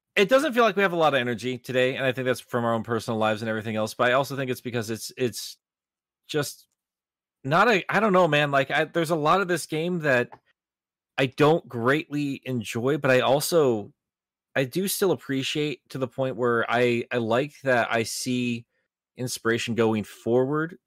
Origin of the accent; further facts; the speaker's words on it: United States; as an American